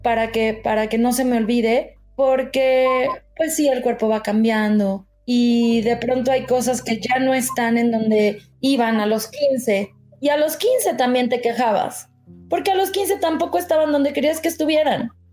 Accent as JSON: {"language": "Spanish", "country": "Mexico", "said": "como mexicanos además, nos gusta ser cumplidos"}